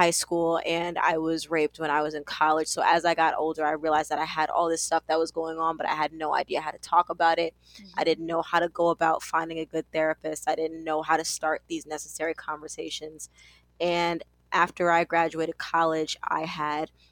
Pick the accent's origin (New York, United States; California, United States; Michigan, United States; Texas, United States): New York, United States; New York City; I am from Brooklyn, New York